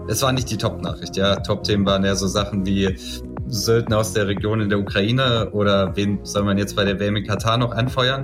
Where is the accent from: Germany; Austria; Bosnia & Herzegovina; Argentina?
Bosnia & Herzegovina; moved away; wenn ich irgendwie an meinen Heimatort zurückgehe